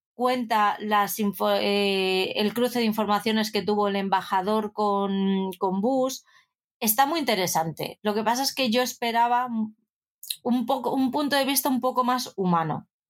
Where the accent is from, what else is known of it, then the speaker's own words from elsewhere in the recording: Madrid, Community of Madrid, Spain; como buena madrileña